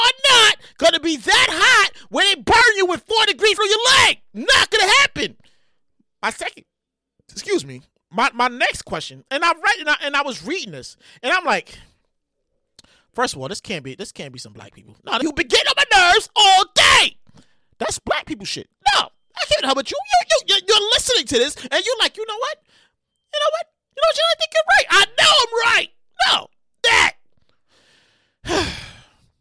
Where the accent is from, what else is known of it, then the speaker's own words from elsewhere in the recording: New York City, New York, United States; I'm a New Yorker